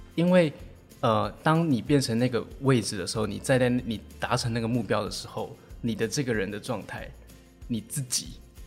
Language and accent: Chinese; Taiwan; 我们台湾人就是在考试制度下都会觉得怕说